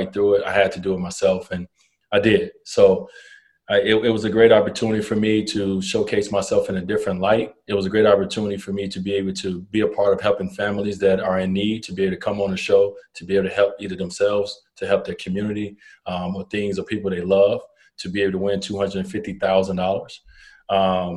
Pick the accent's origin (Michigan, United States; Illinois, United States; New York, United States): Illinois, United States; Chicago; accent: country, Mississippi; I come from Chicago